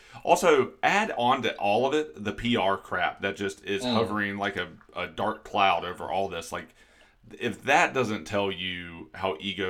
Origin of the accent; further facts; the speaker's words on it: United States; there's only so many opportunities we have as American.